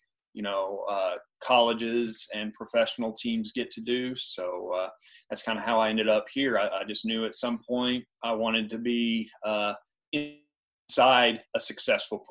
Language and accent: English; Lubbock, Texas, United States; moved away as an adult; also born or lived in Canadian, Texas; now in Stillwater, United States; I'm originally from Texas. I grew up in Lubbock